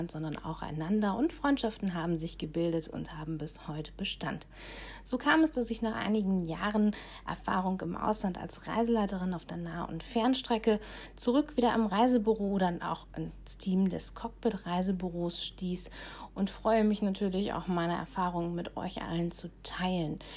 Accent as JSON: {"language": "German", "region": "Baden-Württemberg", "country": "Germany", "tie": "born or raised there", "lives_now": "Bremen, Germany", "said": "Aufgewachsen im Schwarzwald hatte ich eigentlich schon relativ früh den Wunsch, irgendwann einmal an der See zu wohnen. Naja, bis zur See direkt habe ich es nicht ganz geschafft. Ich bin kurz vorher in Bremen hängen geblieben"}